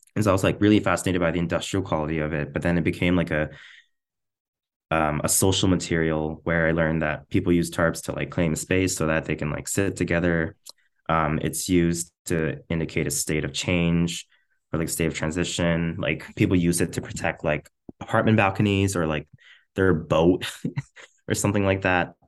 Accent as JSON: {"language": "English", "town": "Trochu", "region": "Alberta", "country": "Canada", "tie": "born or raised there", "moved": "yes", "lives_now": "Edmonton, Canada", "said": "I'm from a very, very small town in rural Alberta, like central Alberta, like, kind of between, kind of like the halfway point between Edmonton and Calgary, like off Highway two. Um, it's called Trochu."}